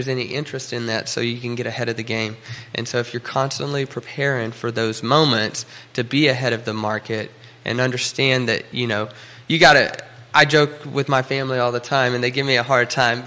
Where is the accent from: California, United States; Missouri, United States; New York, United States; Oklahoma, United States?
Oklahoma, United States; now in Charlottesville, United States; I'm actually from Oklahoma